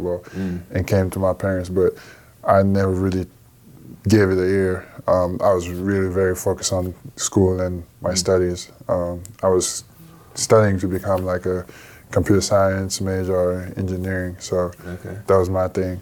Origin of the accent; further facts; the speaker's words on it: Dakar, Senegal; moved away; I grew up in Dakar, which the capital, even further west.